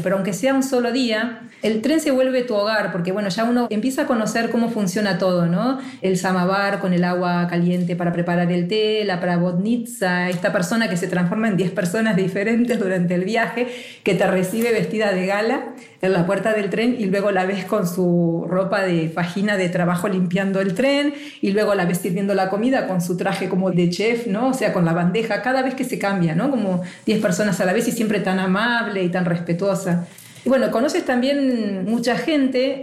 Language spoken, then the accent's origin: Spanish; Argentina; now in Basque Country, Spain; con nuestro pasaporte argentino